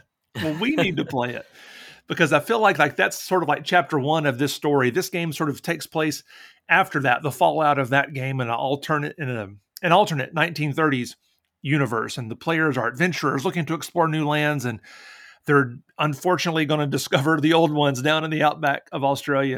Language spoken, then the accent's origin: English; Tennessee, United States; now in Indiana, United States; I'm also from Tennessee